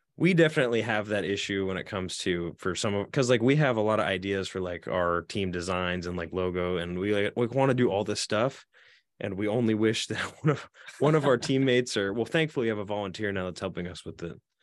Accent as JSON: {"language": "English", "region": "Oregon", "country": "United States", "said": "I'm from Oregon"}